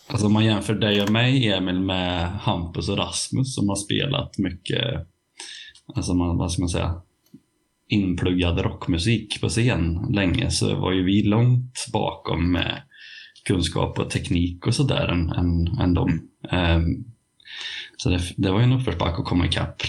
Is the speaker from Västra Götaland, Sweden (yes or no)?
no; Värmland, Sweden; accent: Värmland dialect; min värmländska